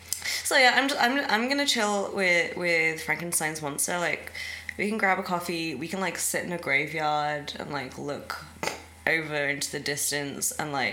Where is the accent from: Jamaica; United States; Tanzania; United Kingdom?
United Kingdom; England; I'm English